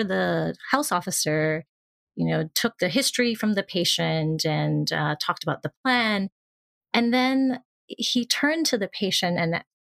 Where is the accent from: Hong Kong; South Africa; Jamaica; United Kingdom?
Hong Kong; moved away; also born or lived in New York, United States; I've moved back to my home country or place where I was from in Hong Kong